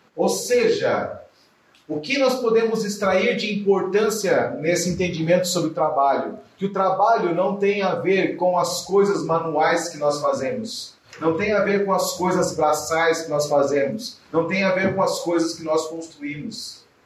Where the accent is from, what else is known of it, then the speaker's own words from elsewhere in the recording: Curitiba, Paraná, Brazil; eu sou de Curitiba, capital do leite quente, né? lá a gente fala porta